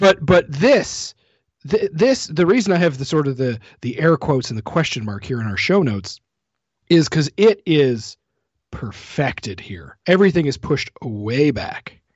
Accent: Canada; being a Canadian

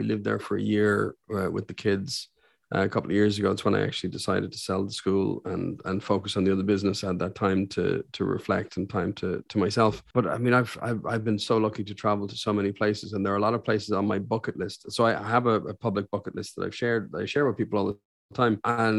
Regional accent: Saudi Arabia; born there; because I was born in Saudi Arabia, so I have an affinity for hearing Arabic.

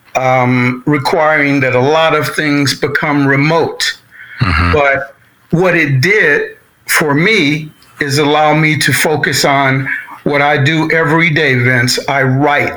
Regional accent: Chicago, Illinois, United States; moved away as an adult; also born or lived in Hollywood; I'm a Chicagoan who returned to Hollywood in 1984

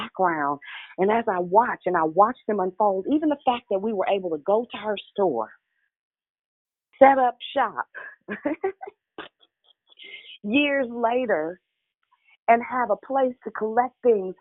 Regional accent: Richmond, United States; I'm from Richmond, so I'm a little good, little ghetto

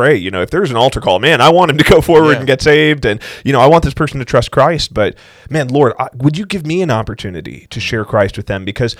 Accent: South Carolina, United States; I growing up in South Carolina

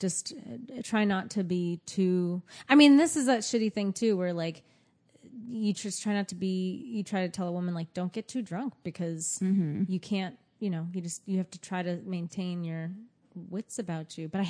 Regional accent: United States; now in New York City, United States; being the American in London

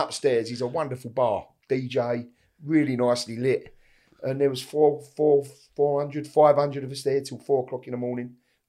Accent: East End, London, United Kingdom; We're all from the East End, and that's how we used to, that's how like my dad and his mates and that all used to be back in the day, you know?

